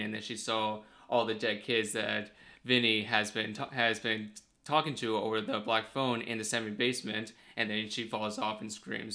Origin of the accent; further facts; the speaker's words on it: Charlotte, North Carolina, United States; also born or lived in Wilmington, North Carolina; I am currently from Charlotte of North Carolina